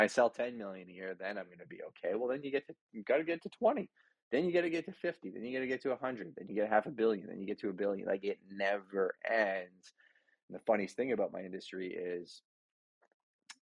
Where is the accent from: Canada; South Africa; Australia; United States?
Canada; Montreal, Quebec; I grew up Catholic in Montreal, altar boy, good family, hardworking parents